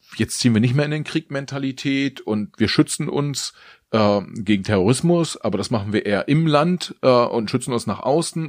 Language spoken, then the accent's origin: German; Germany; auch wir als Deutsche